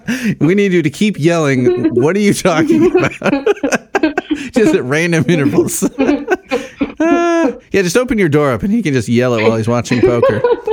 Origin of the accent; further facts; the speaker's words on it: Chicago, Illinois, United States; as a Chicagoan